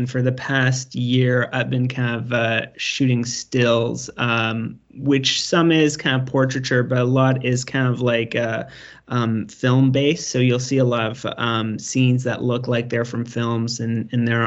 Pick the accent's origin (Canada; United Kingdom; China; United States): Canada; I'm Canadian